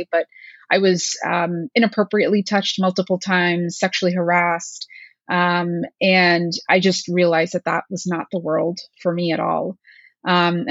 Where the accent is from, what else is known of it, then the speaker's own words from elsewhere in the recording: Allentown, Pennsylvania, United States; moved away as an adult; also born or lived in Pittsburgh; I grew up in Allentown, Pennsylvania, and my parents are still local to that area